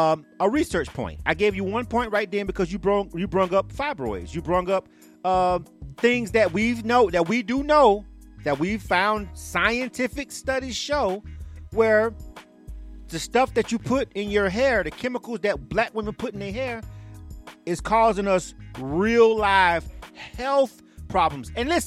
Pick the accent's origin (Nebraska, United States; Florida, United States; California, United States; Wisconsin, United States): Florida, United States; now in Atlanta, United States; Florida, my home state, West Palm